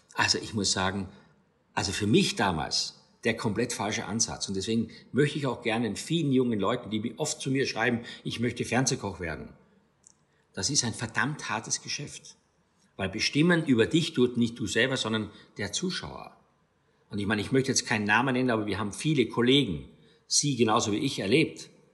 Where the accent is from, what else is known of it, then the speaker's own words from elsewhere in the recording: St. Stefan im Rosental, Styria, Austria; moved away as an adult; also born or lived in Graz; now in Rhineland-Palatinate, Germany; aus meiner Heimat Steiermark